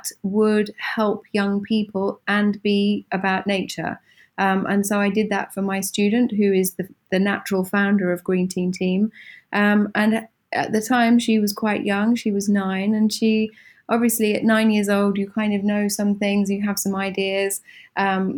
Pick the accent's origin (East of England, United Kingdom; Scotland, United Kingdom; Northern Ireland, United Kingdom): East of England, United Kingdom; Suffolk; now in Milan, Italy; I grew up in England, in a county called Suffolk, not far from the East Coast